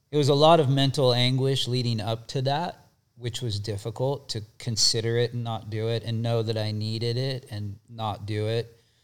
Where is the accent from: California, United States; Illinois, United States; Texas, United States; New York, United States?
California, United States; Bay Area; moved away as an adult; also born or lived in Santa Cruz; I grew up in the Bay Area